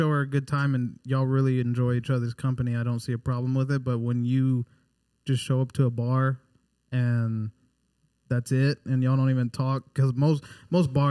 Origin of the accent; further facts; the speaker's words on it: San Antonio, Texas, United States; accent: country; we're all from San Antonio, Texas. We know how to talk country